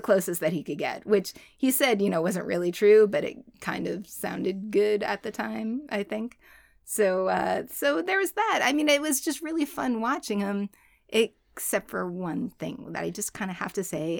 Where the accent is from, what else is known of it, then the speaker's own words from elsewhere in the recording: Boston, Massachusetts, United States; as a Bostonian, born and bred, third generation